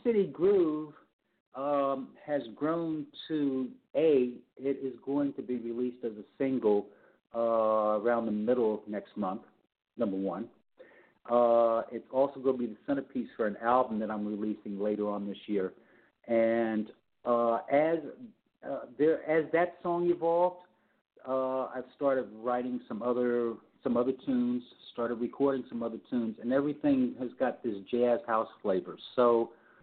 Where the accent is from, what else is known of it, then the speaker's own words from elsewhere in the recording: New York City, New York, United States; also born or lived in Los Angeles; where I grew up in New York City, which is the Upper West Side, around 101st Street, Central Park West